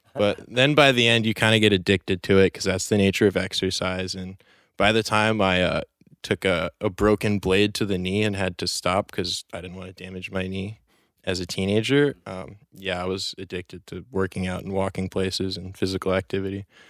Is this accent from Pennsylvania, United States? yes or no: no; New York City, New York, United States; born and raised in Chelsea, New York City on Manhattan